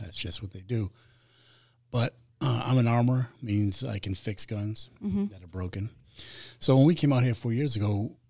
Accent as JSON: {"language": "English", "region": "Rhode Island", "country": "United States", "tie": "born or raised there", "accent": "Boston", "moved": "as an adult", "said": "I try to hide it, but Rhode Island. Okay. Yeah, I'm from Rhode Island."}